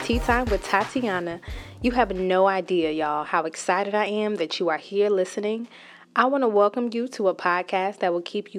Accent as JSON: {"language": "English", "region": "New Jersey", "country": "United States", "said": "I am a millennial. I'm from New Jersey"}